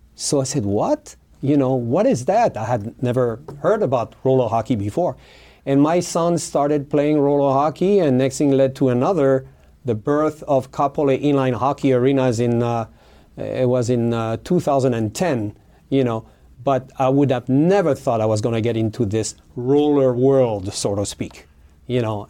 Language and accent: English; New Caledonia; English is a second language; moved away as an adult; now in Hawaii, United States; I was born in New Caledonia. New Caledonia is an island. It's a French territory in the South Pacific between Fiji, Australia, and New Zealand. And I was born there. I went to high school there